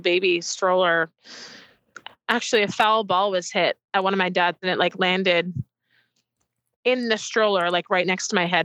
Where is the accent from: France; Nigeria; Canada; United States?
Canada; Port Coquitlam, British Columbia; also born or lived in Burnaby; I was born in Burnaby. Um, grew up in Port Coquitlam